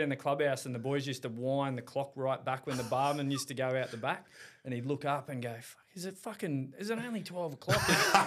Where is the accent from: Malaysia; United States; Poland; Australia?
Australia; Caloundra, Queensland; Caloundra boy, born and raised in Caloundra